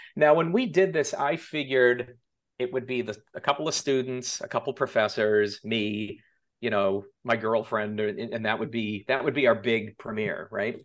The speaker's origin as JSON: {"language": "English", "town": "Boston", "region": "Massachusetts", "country": "United States", "tie": "born or raised there", "also_born_or_lived": "New York City", "moved": "as an adult", "lives_now": "Los Angeles, United States", "said": "I grew up in Massachusetts"}